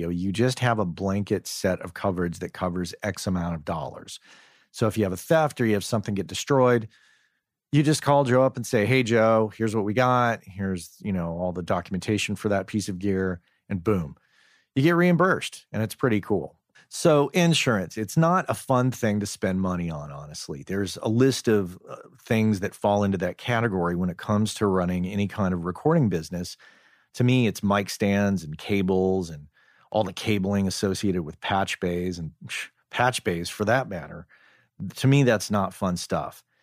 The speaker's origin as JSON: {"language": "English", "town": "Crookham Village", "region": "South East England", "country": "United Kingdom", "moved": "as an adult", "said": "I'm from Crookham Village in uh, in Hampshire."}